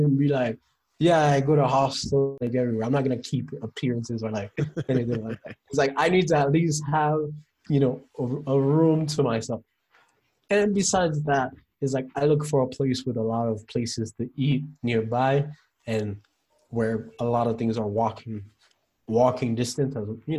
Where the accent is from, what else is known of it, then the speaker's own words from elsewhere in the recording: United States; No, never. I think that's the best thing about being an American.